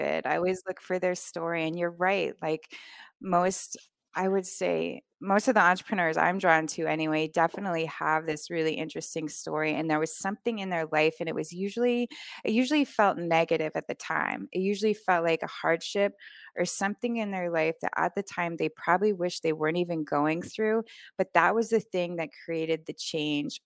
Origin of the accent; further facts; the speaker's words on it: Vermont, United States; moved away as an adult; also born or lived in Anguilla / Rwanda; I grew up in Vermont, in a tiny town with about twelve hundred people in the whole town